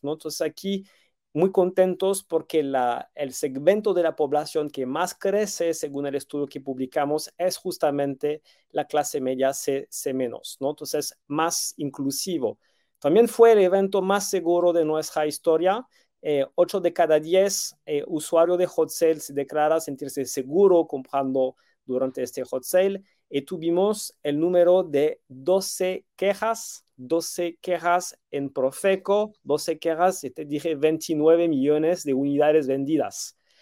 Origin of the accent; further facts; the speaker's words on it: France; moved away as an adult; now in Mexico City, Mexico; llegué a México casi 14 años atrás, tengo 20 años de experiencia, eh, me siento chilango, tengo un niño que nació aquí, un niño que nació en Francia, eh, soy más chilango tech que French tech